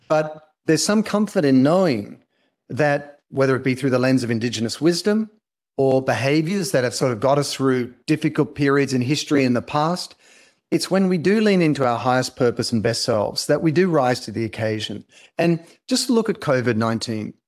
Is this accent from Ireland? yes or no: no; Australia; accent: Australian; now in Los Angeles, United States; I'm Australian, uh, but I'm based in Los Angeles